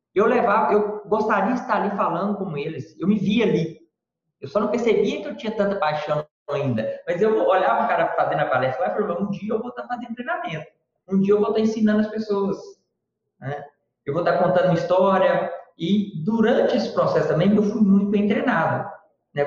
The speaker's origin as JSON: {"language": "Portuguese", "town": "Sete Lagoas", "region": "Minas Gerais", "country": "Brazil", "tie": "born or raised there", "said": "eu sou mineiro, natural de Sete Lagoas, Minas Gerais"}